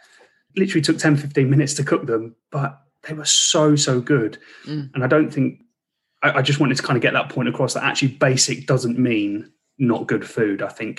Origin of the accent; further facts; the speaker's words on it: United Kingdom; us as British cooks on the barbecue